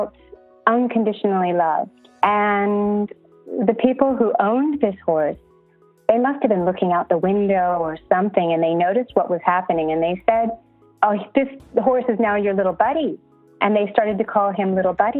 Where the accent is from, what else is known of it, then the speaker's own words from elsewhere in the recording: Los Angeles, California, United States; moved away as an adult; now in Brisbane, Australia; I'm originally from Los Angeles